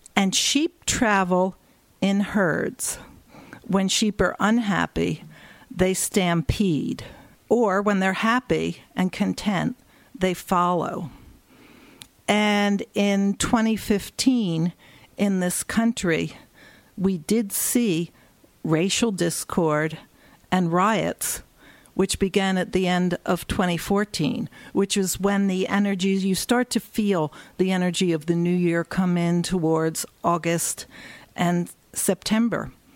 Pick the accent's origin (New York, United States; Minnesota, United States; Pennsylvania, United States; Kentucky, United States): Pennsylvania, United States; Philadelphia; moved away; I grew up in Philadelphia.